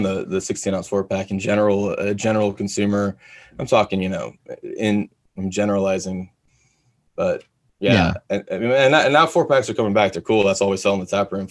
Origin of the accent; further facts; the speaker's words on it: Texas, United States; also born or lived in Florida; I'm from Texas.